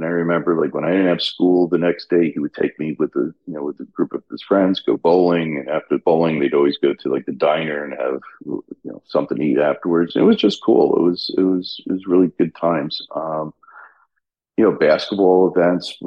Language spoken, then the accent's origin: English; Albany, New York, United States; moved away; growing up in Albany was great. It was a very conservative, somewhat political area, obviously being the state capital